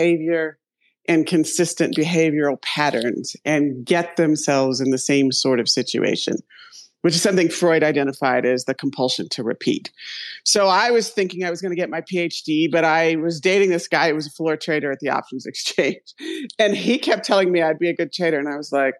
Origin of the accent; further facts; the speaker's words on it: Ohio, United States; I'm from Ohio